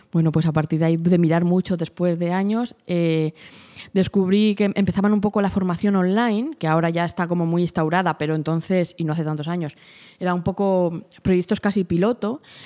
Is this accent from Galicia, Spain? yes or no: no; Fuentidueña de Tajo, Community of Madrid, Spain; siempre, siempre he vivido aquí, ¿no? Mis padres han vivido aquí y, desde pequeñita, pues mi infancia y todo, todo ha sido aquí, aquí en Fuentidueña